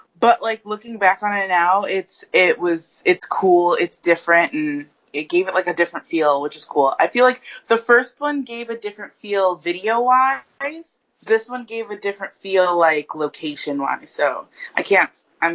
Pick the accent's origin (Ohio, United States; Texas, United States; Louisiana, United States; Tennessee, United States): Ohio, United States; now in New York City, United States; I was from Ohio